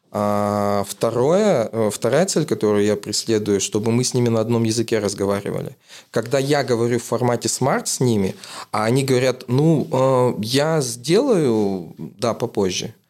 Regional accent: Kazakhstan; из Казахстана

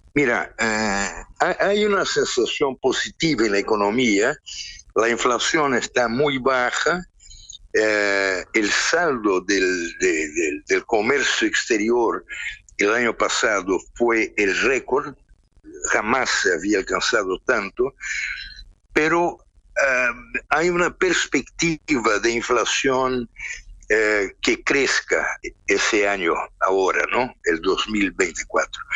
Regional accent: Brazil

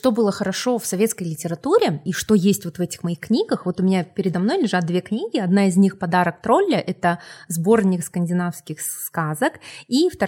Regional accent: Republic of Karelia, Russia; born there; потому что я родилась в Карелии, а, вот, и выросла на корейских и скандинавских сказках.

